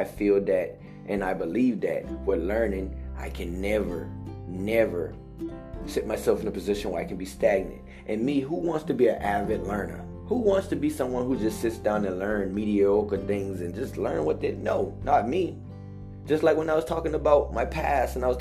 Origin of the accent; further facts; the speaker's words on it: Hollywood, South Carolina, United States; also born or lived in Charleston, South Carolina; I came from Hollywood, South Carolina